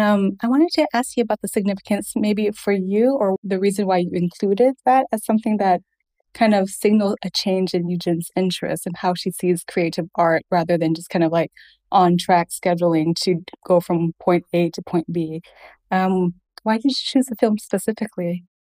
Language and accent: English; Fayetteville, Arkansas, United States; I grew up in Arkansas